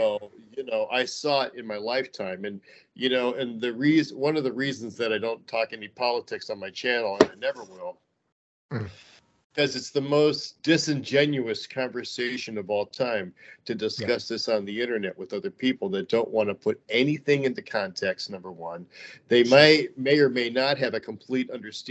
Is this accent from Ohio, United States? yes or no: yes; Cleveland, Ohio, United States; also born or lived in Huntington, West Virginia; I grew up in Cleveland, Ohio, which was one of the manufacturing capitals of the world when I grew up